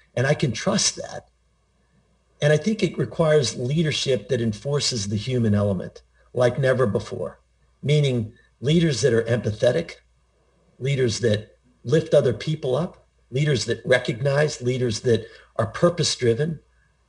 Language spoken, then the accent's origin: English; Pittsburgh, Pennsylvania, United States; I grew up in Pittsburgh, Pennsylvania, I was surrounded by people in the steel mills